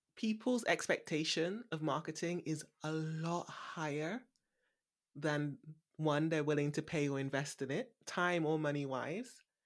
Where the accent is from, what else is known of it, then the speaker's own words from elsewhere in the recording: Bristol, South West England, United Kingdom; also born or lived in London; moving back to Bristol, my hometown